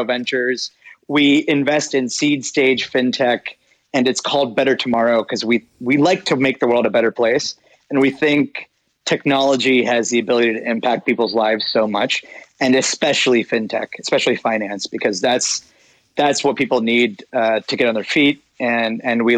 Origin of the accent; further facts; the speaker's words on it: Pittsburgh, Pennsylvania, United States; also born or lived in India; I was born in Pittsburgh